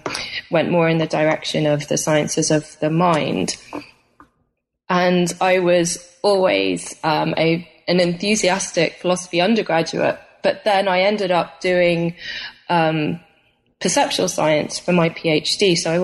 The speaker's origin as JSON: {"language": "English", "country": "United Kingdom", "said": "because I'm from Britain originally, and in the UK we choose our degree subjects before starting university."}